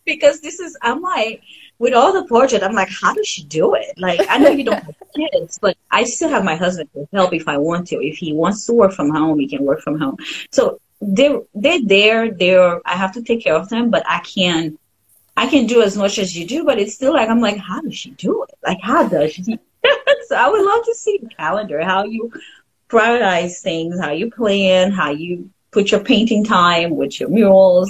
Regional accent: Haiti; first language French; English is a second language; moved away; i grew up in haiti so french is my first language

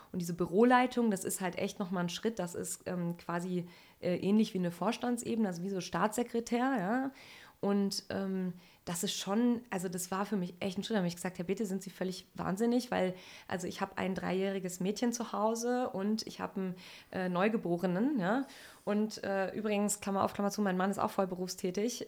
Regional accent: Sauerland, North Rhine-Westphalia, Germany; ich komme aus dem Sauerland in NRW, also ganz ländlich aufgewachsen

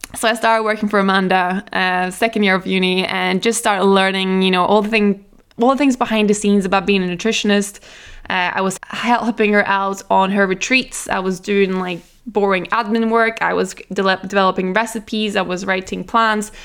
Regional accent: Norway; I am from Norway, we eat really healthy there

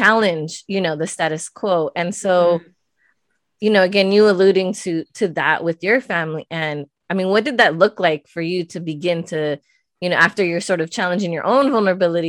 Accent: Pico Rivera, California, United States; I grew up in Pico Rivera, and I'm like, look, at the end of the day, I'm still a Pico girl at heart

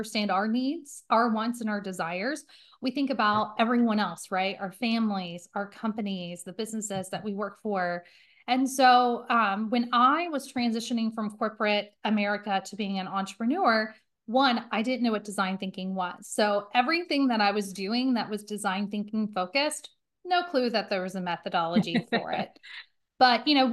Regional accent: Indiana, United States; now in Cincinnati, United States; I'm originally from Indiana. I live in Cincinnati, Ohio now.

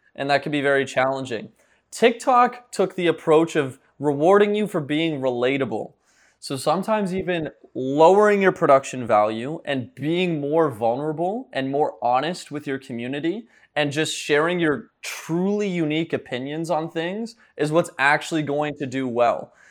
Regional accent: Ottawa, Ontario, Canada; also born or lived in St. John's, Newfoundland; now in Miami, United States; I'm born in Saint John's, Newfoundland, but grew up in Ottawa, Ontario, so I'm a Canadian boy, but I'm currently living in, uh, Miami, Florida

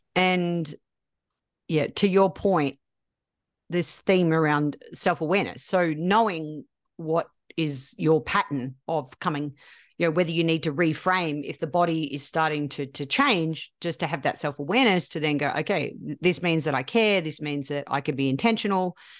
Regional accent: Australia; I'm Australian

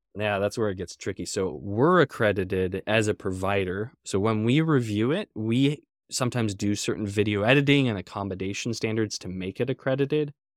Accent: Everett, Washington, United States; I grew up in Everett, north of Seattle

